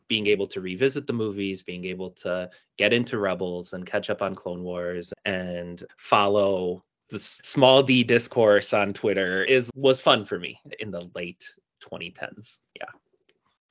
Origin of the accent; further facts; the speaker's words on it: Chicago, Illinois, United States; I'm born and raised in Chicago